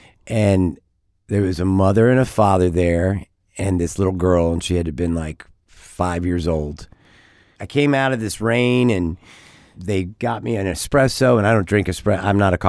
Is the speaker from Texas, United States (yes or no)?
yes; Texas, United States; You know, I was from Texas, you know, being from mm-hmm. Texas.